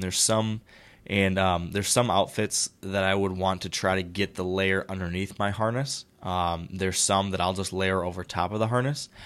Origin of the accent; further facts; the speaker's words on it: Michigan, United States; Fellow Michigander, I always like questions from my, from my home state fellows